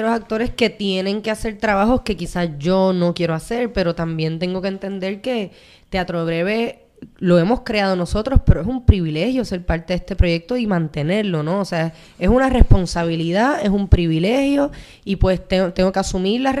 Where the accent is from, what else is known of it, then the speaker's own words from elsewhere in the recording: Puerto Rico; desarrollando proyectos en mi país